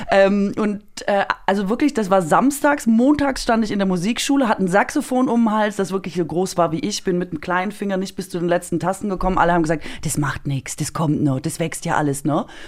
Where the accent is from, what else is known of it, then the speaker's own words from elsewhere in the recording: Baden-Württemberg, Germany; da wo ich herkomme, ich komme ja aus Baden-Württemberg